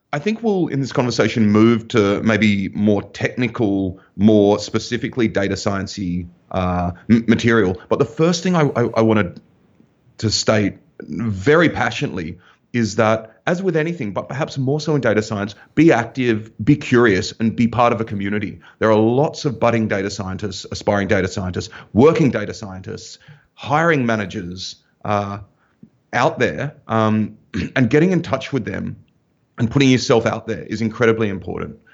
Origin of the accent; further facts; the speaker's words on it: Australia; moved away as an adult; also born or lived in Germany; I'm from Australia